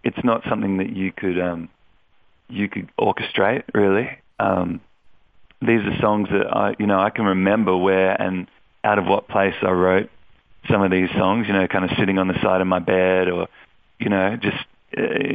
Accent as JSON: {"language": "English", "town": "Melbourne", "region": "Victoria", "country": "Australia", "tie": "born or raised there", "moved": "as an adult", "lives_now": "Sydney, Australia", "said": "I moved from Melbourne to Sydney after I finished high school"}